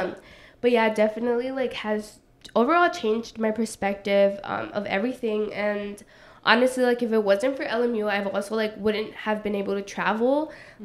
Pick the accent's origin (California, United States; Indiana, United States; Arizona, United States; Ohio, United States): California, United States; Los Angeles; also born or lived in Playa Vista; I come from South Central LA, so predominantly black and brown like community.